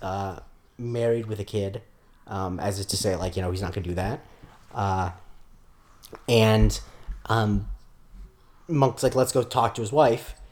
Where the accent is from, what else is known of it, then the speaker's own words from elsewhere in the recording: Florida, United States; also born or lived in Rockland County, New York; I'm from Florida